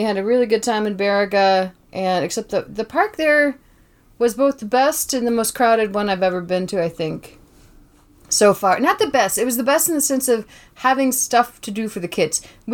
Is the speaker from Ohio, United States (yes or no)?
no; Tybee Island, Georgia, United States; moved away; I'm from Tybee Island, Georgia